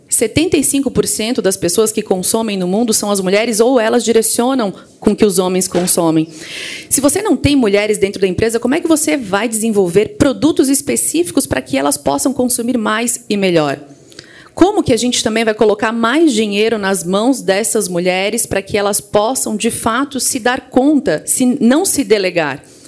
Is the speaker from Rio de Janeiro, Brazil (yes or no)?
no; Criciúma, Santa Catarina, Brazil; also born or lived in Florianópolis; eu sou lá de Santa Catarina, é, especificamente do interior de Santa Catarina, de Criciúma, mas fui muito jovem para Florianópolis